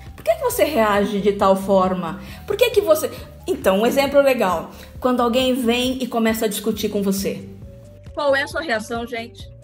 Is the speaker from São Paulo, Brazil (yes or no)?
yes; Bauru, São Paulo, Brazil; moved away as an adult; now in Taboão da Serra, Brazil; eu sou de Bauru, gente. Eu sou, eu sou de Bauru, moro aqui, moro em São Paulo, já tem. Nossa, vivo mais aqui do que aí. Eu vim para cá com 18 anos.